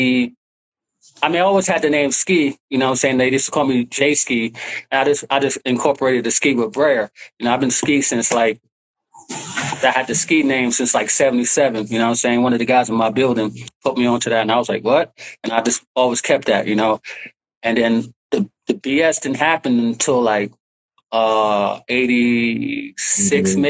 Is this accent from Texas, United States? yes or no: no; New York City, New York, United States; I'm from Harlem.